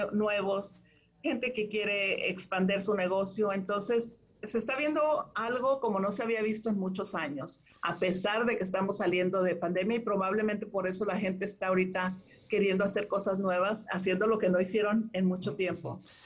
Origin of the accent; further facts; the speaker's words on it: Monterrey, Nuevo León, Mexico; moved away as an adult; now in Houston, United States; yo nací en Monterrey, en Monterrey, México, este, y tengo 30 años viviendo en Houston, Texas.